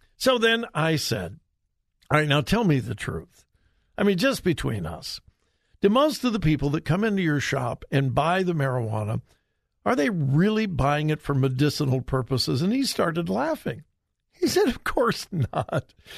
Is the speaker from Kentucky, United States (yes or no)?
no; Southern California, United States; now in Ohio, United States; I am from Southern California